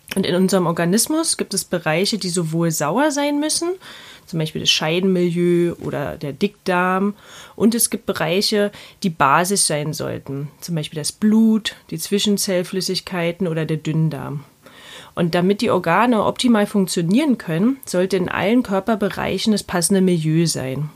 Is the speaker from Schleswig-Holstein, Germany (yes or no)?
no; Berlin, Germany; accent: Berlinisch; nicht mehr ganz so Berlinern